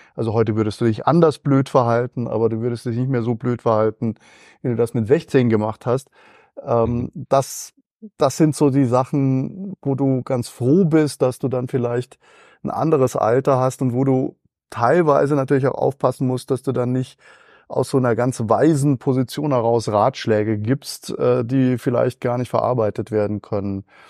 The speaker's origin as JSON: {"language": "German", "town": "Schliengen", "region": "Baden-Württemberg", "country": "Germany", "tie": "born or raised there", "accent": "Alemannic", "said": "ich bin in äh, Schlingen äh, aufgewachsen"}